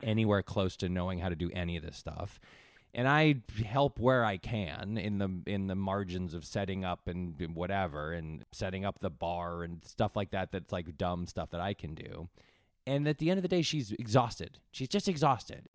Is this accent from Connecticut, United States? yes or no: yes; Connecticut, United States; moved away; I grew up in Connecticut